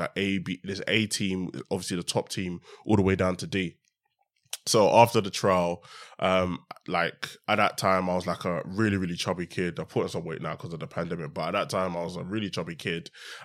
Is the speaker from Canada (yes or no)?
no; Stratford, London, United Kingdom; also born or lived in Hackney; Yeah. So I was born in Hackney, but very early on, I moved to Newham. So I moved to Stratford when I was about eight. I'm in Stratford.